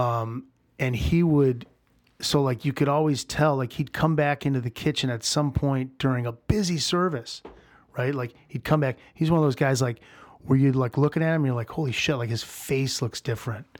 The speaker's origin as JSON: {"language": "English", "town": "St. Louis", "region": "Missouri", "country": "United States", "tie": "born or raised there", "also_born_or_lived": "New York", "moved": "as an adult", "lives_now": "Chicago, United States", "said": "I moved back to St. Louis. Um, this is, you know, in the beginning of 96 and, uh, with, with the intention of staying in St. Louis, it's my hometown"}